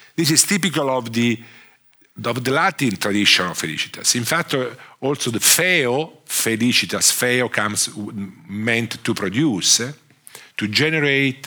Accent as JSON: {"language": "English", "country": "Italy", "accent": "Italian", "second_language": "English", "said": "I'm a, an economist from uh, from Italy. I'm Italian. Sorry for my accent"}